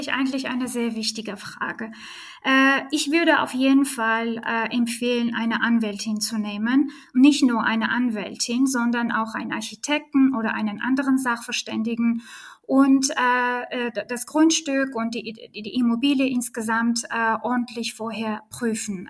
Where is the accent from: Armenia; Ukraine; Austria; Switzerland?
Armenia; German is a second language; now in Berlin, Germany; ich bin geboren und aufgewachsen in Armenien